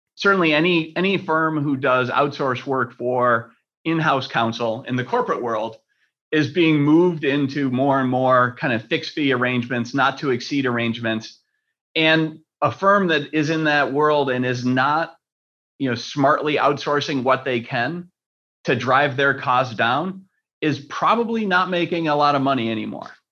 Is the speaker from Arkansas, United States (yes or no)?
no; Rochester, New York, United States; I grew up in Rochester, which is the next city